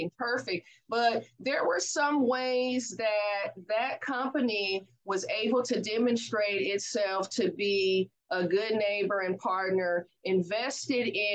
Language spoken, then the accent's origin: English; Oakland, California, United States; I'm from the Oakland Bay Area